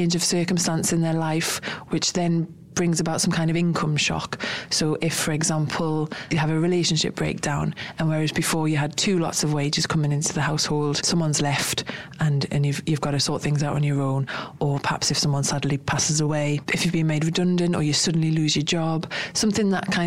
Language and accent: English; United Kingdom; we're British